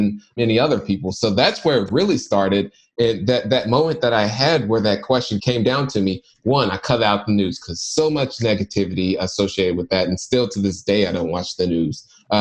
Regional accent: Indianapolis, Indiana, United States; born and raised in Indianapolis, Indiana, not so good parts of the city

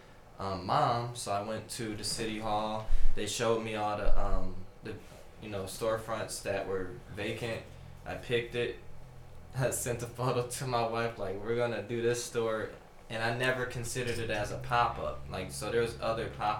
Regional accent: Lorain, Ohio, United States; I'm coming from Lorraine, a kid from Lorraine doing a lot of shows in Cleveland

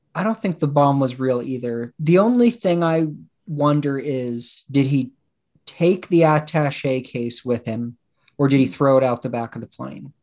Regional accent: Woodland, Washington, United States; I grew up in Woodland, Washington

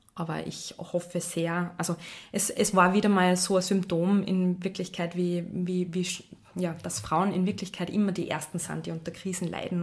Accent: Salzburg, Austria; moved away; also born or lived in Vienna; ich bin ursprünglich Salzburgerin

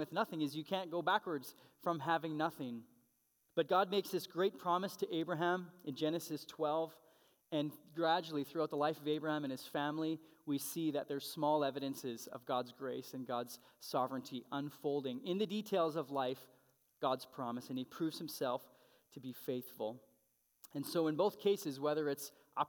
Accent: Canada; being a Canadian citizen.

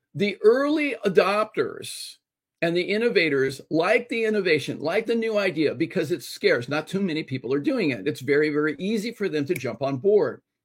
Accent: Los Angeles, California, United States; being Hispanic and growing up in Los Angeles

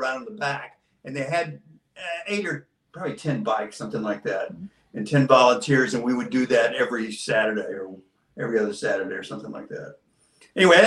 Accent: Houston, Texas, United States; I'm a native Houstonian, born and raised in Houston

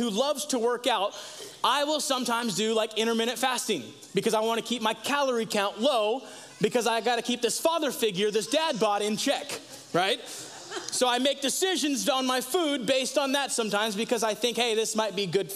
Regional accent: United States; as an American living in 2022

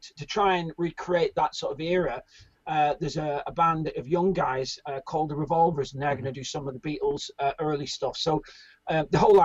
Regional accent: Ireland; now in United Kingdom; I'm originally from Ireland, but I came to Britain

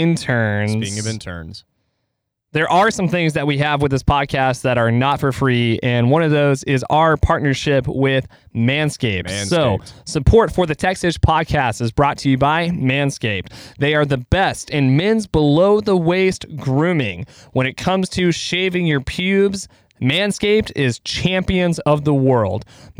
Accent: Ireland; I'm Irish. That's why you can't understand me.

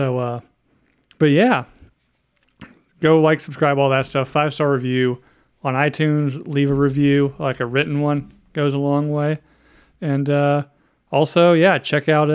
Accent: North Carolina, United States; I grew up in North Carolina, which I think is like the home of Pepsi

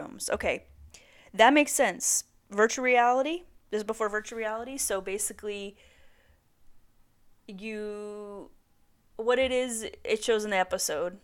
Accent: Santa Barbara, California, United States; Santa Barbara, my hometown

